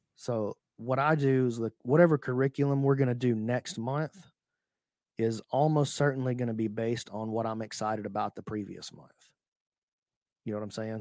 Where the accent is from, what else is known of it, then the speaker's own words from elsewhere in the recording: Alabama, United States; I'm from Speke, Alabama